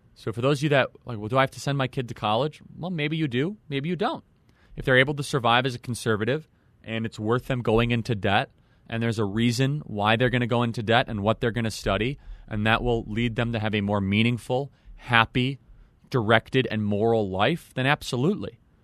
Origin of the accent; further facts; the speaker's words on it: suburban Chicago, Illinois, United States; I share a lot of the value system of suburban Chicago